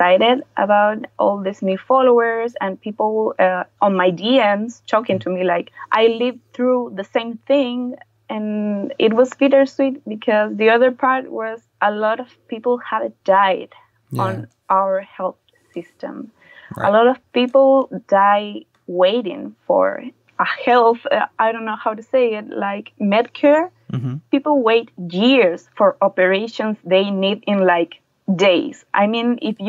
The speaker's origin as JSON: {"language": "English", "country": "Chile", "said": "I'm a freelance comic illustrator from Chile."}